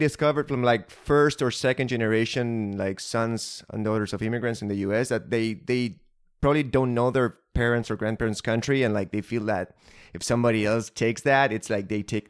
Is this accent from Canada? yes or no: no; Argentina; now in United States; I moved from Argentina to the US.